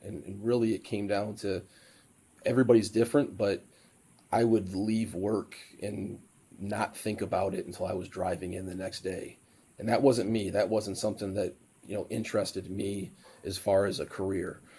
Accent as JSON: {"language": "English", "town": "Sterling Heights", "region": "Michigan", "country": "United States", "tie": "born or raised there", "moved": "yes", "said": "I said, well, city just north of Detroit called Sterling Heights"}